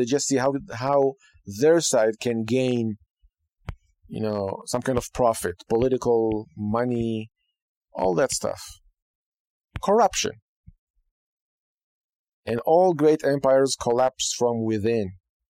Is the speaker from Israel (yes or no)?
yes; Israel; now in United States; I came from Israel. I can say that I appreciate the opportunity. I appreciate the freedom, even though it's not perfect.